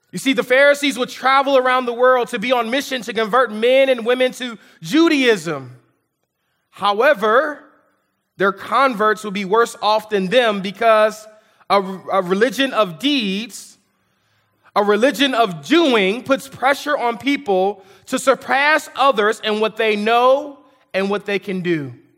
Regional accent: United States

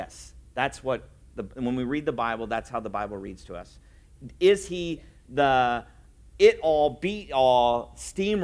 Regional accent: Indiana, United States; also born or lived in Louisville, Kentucky; I grew up in Indiana

